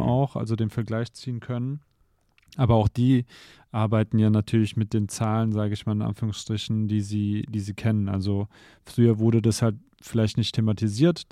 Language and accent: German; Germany; wir sind hier in Deutschland aufgewachsen